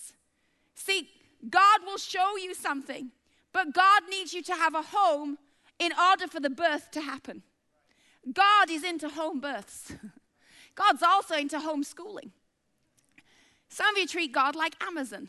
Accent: Bradford, Yorkshire and the Humber, United Kingdom; moved away; a chick from Bradford

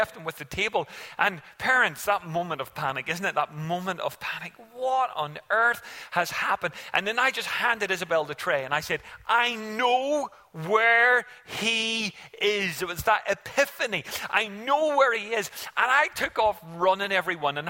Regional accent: Ireland; we as an Irish family made a silly mistake

